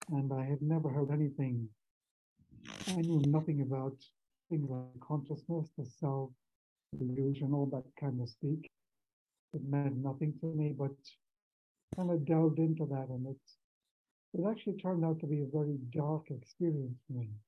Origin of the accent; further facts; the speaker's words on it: Ireland; now in Mexico; I'm um, actually in Mexico. I come from Ireland.